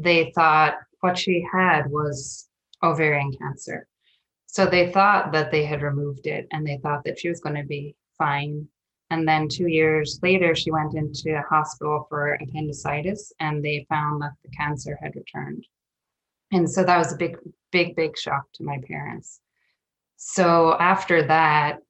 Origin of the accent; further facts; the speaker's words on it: Ireland; moved away as an adult; now in Portland, United States; very traditional to my growing up in Ireland